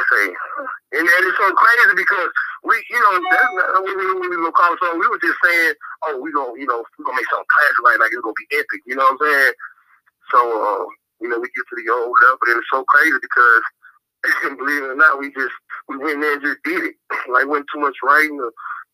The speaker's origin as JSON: {"language": "English", "town": "Marietta", "region": "Georgia", "country": "United States", "said": "I'm from Marietta, Georgia. You know, which is, you know, north side. You know, north of Atlanta."}